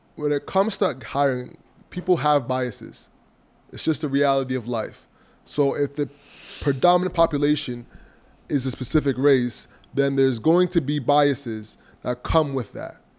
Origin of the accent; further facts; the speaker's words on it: Toronto, Ontario, Canada; I was from Malvern